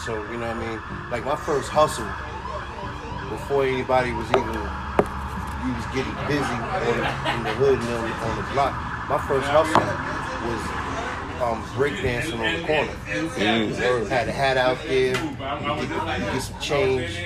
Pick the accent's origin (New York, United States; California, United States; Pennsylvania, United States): New York, United States; New York City; moved away; also born or lived in Virginia Beach, Virginia; I'm from Queens